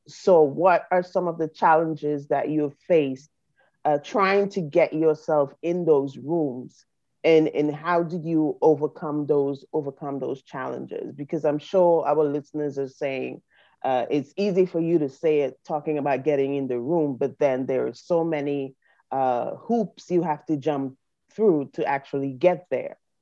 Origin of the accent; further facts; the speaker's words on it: St. Vincent & Grenadines; now in United States; we're from the Caribbean, I'm from St. Vincent